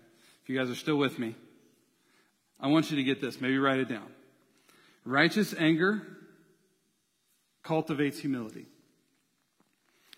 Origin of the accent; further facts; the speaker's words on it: United States; being in America, being an American